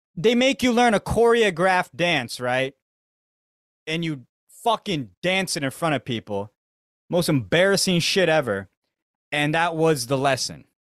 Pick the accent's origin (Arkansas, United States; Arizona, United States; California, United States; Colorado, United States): Arizona, United States; moved away as an adult; now in Tokyo, Japan; I grew up with Mexicans in Arizona